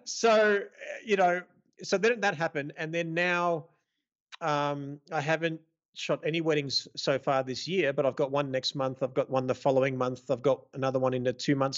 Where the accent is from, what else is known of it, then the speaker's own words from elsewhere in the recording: Melbourne, Victoria, Australia; moved away as an adult; now in Las Vegas, United States; born and raised in Melbourne, Australia, uh, Greek background. I now live mostly in the U S, in Las Vegas.